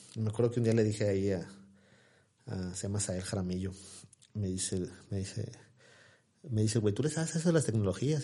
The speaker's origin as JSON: {"language": "Spanish", "town": "Ciudad Victoria", "region": "Tamaulipas", "country": "Mexico", "tie": "born or raised there", "said": "soy de soy de aquí de Ciudad Victoria, orgullosamente. Mis raíces son de Ocampo, Tamaulipas, mi familia es de allá. Yo, nací aquí en, Ciudad Victoria hace 40 años ya."}